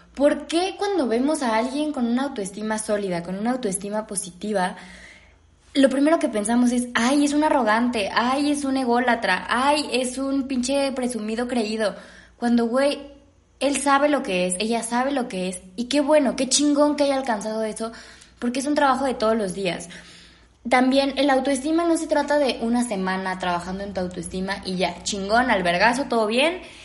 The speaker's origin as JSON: {"language": "Spanish", "country": "Mexico", "said": "yo al menos soy mexicana"}